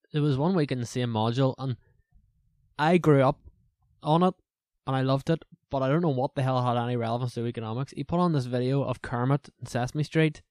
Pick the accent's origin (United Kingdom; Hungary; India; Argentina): United Kingdom; Lurgan, Northern Ireland; accent: Northern Irish; from Lorragan